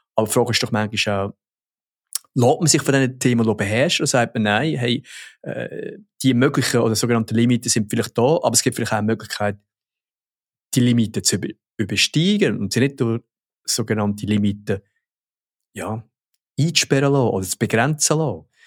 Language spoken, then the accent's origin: German; Switzerland; bei uns in der Schweiz